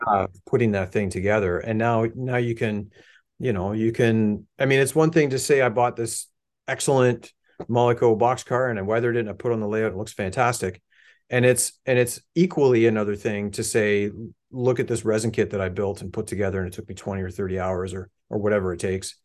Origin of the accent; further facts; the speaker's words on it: Hamilton, Ontario, Canada; I grew up in Hamilton